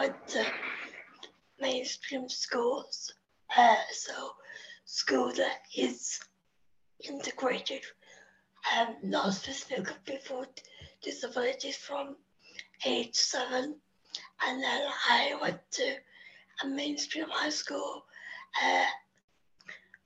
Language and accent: English; England, United Kingdom; accent: English; As you can tell by the accent, I'm English.